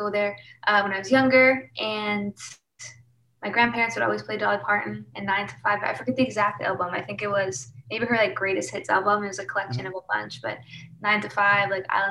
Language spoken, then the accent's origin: English; Winnipeg, Manitoba, Canada; moved away as an adult; now in Toronto, Canada; I'm born and raised Manitoba, so Winnipeg, right in the center of Canada